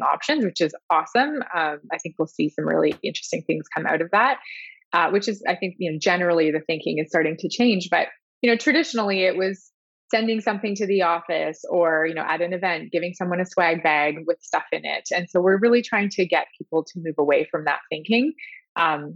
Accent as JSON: {"language": "English", "region": "Southwestern Ontario", "country": "Canada", "also_born_or_lived": "United Kingdom", "moved": "as an adult", "said": "I'm actually from Southwestern Ontario as well."}